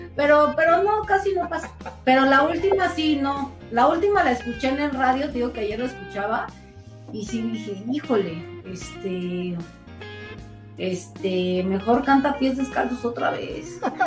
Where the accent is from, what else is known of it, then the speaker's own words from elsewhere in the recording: Mexico; estamos muy orgullosos de estar en México porque, bueno, somos mexicanos